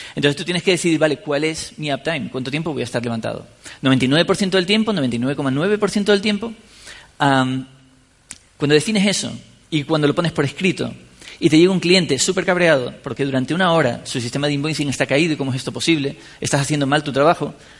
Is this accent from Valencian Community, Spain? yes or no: no; San Cristóbal de La Laguna, Canary Islands, Spain; yo soy de La Laguna, en Tenerife